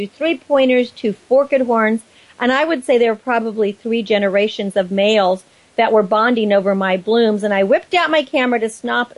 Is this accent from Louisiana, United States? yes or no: no; Napa Valley, California, United States; as a child growing up in Napa Valley